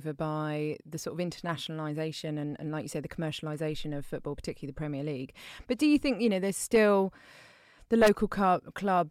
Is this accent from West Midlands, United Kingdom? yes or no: no; London, United Kingdom; I still live actually two streets away from where I grew up. And that sense of coming from somewhere, and I'm from London